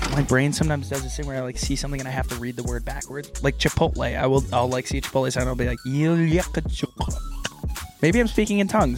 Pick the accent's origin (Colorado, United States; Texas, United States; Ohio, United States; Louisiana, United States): Texas, United States; I grew up in Texas